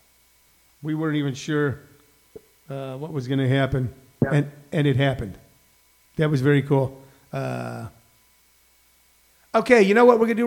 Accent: St. Louis, Missouri, United States; moved away as an adult; now in Los Angeles, United States; I'm from St. Louis

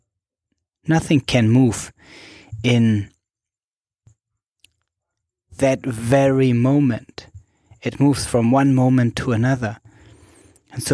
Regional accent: Germany; moved away as an adult; also born or lived in Berlin, Germany / Zanzibar, Tanzania; now in Switzerland; I grew up in Germany, and I am in Zanzibar, Tanzania at the moment, and live large parts of my life in Switzerland.

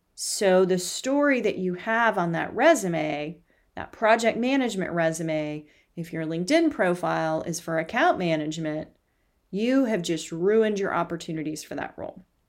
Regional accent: the South, United States; I'm from the South? 'Cause that's what we do is we feed people

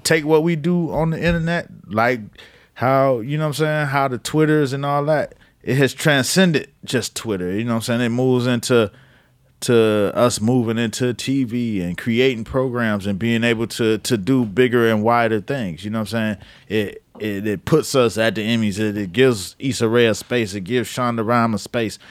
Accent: Miami, Florida, United States; now in New York, United States; I'm from Miami. Mama from Georgia

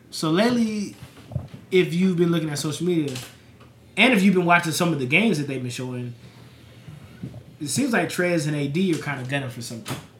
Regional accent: Las Vegas, Nevada, United States; I'm from Vegas

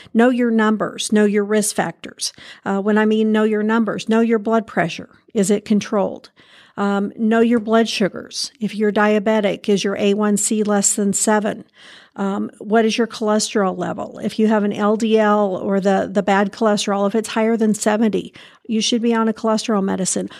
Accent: Indiana, United States; also born or lived in California; I grew up here in Indiana. I did some time in California, um, and, but you always come home

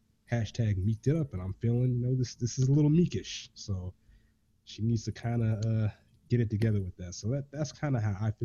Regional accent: Augusta, Georgia, United States; I'm from Augusta, Georgia

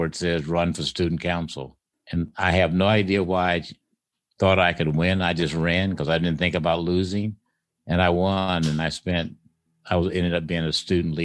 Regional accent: Illinois, United States; moved away as an adult; also born or lived in Columbus, Ohio; now in Los Altos Hills, United States; where I grew up in Illinois

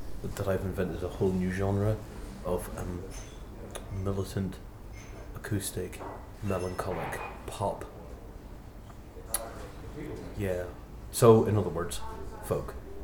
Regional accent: near the Giant's Causeway, Northern Ireland, United Kingdom; I come from an exceptionally small and dull town in the north of Northern Ireland, near the Giant's Causeway

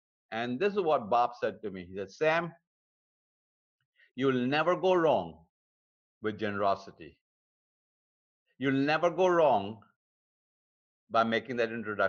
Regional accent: India; moved away; my home country in India

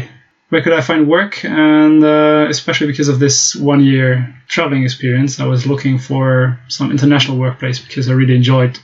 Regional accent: Germany; first language German; English is a second language; I speak German, so I'm German, French, Dutch, and some Spanish

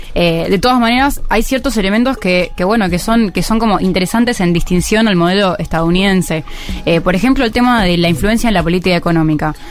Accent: Argentina; nosotros como Argentina

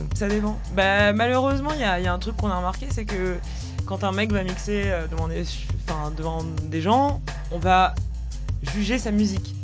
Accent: Paris, Île-de-France, France; nous on est à Paris parce que parce que parce qu'on est parisien parce qu'on a notre famille ici aussi

